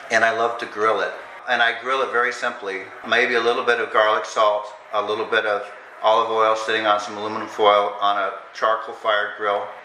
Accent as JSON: {"language": "English", "country": "United States", "tie": "born or raised there", "said": "I grew up in Iowa, Oklahoma, uh, where my parents were, but my dad is a professor"}